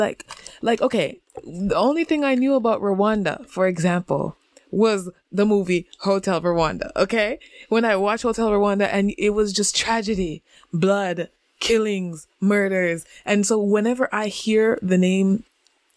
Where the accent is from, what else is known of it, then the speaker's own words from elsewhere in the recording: Jamaica; now in Japan; we come from Jamaica, so we know there are big houses in Jamaica